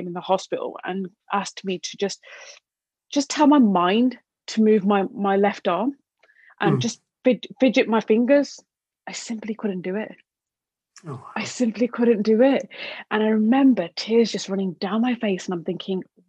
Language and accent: English; Black Country, Birmingham, West Midlands, United Kingdom; I'm from the original Black Country part